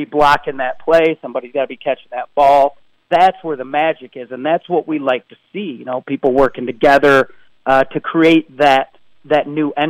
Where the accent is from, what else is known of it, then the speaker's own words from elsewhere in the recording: Michigan, United States; I'm from Michigan